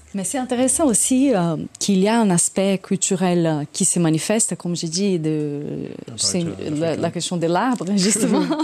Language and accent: French; Brazil; accent: Brazilian; French is a second language; now in France; quand j'étais jeune au Brésil